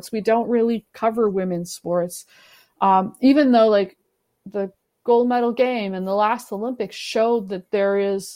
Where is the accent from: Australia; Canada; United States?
Canada; I'm a Canadian